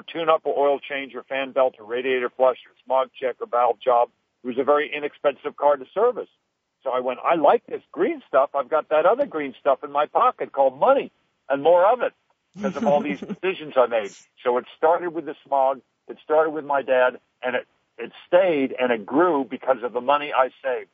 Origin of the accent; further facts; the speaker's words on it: Los Angeles, California, United States; when I was a kid growing up in the San Fernando Valley